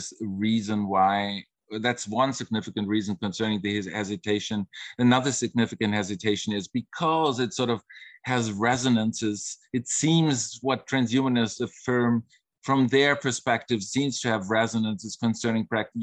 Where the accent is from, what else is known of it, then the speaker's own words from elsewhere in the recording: Germany; I come from Germany